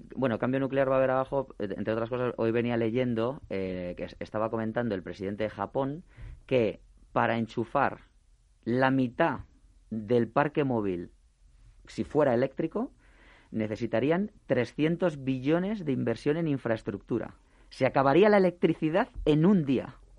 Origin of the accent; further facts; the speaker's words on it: Spain; nuestra economía como españoles que somos